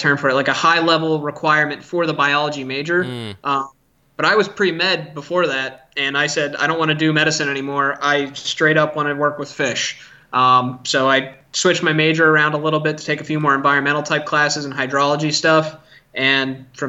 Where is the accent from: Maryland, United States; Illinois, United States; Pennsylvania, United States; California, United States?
Pennsylvania, United States; Schuylkill River; moved away; also born or lived in South Dakota; I grew up on the Schuylkill River in Pennsylvania